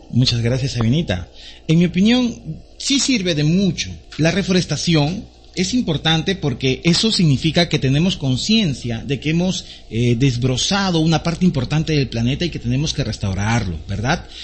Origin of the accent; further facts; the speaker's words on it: Peru; nuestra democracia peruana